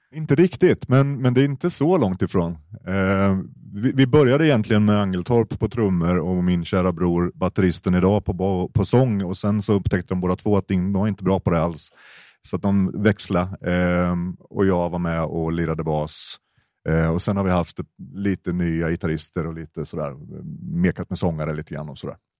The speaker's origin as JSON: {"language": "Swedish", "town": "Malmslätt", "region": "Östergötland", "country": "Sweden", "tie": "born or raised there", "said": "jag är uppväxt i Malmslätt som är en medelklassmecka, Försvarsmaktens eh, högborg"}